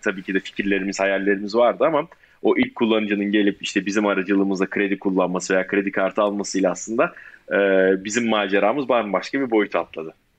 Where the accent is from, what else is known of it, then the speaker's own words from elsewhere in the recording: Ankara, Turkey; moved away as an adult; also born or lived in Istanbul / Chicago; 93 Ankara doğumluyum. E, Ankara Koleji'nde okudum orta ve lise öğrenimimi